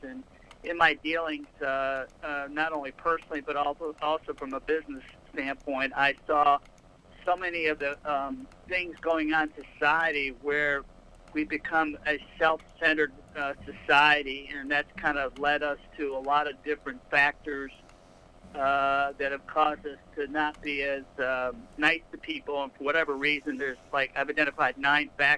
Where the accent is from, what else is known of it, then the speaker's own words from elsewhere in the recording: Rochester, New York, United States; also born or lived in Boston; now in New Orleans, United States; I'm actually based out of New Orleans. I'm originally from Rochester, New York